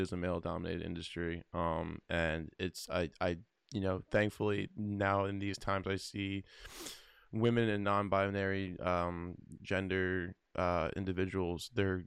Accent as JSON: {"language": "English", "town": "Philadelphia", "region": "Pennsylvania", "country": "United States", "said": "I'm from Philly."}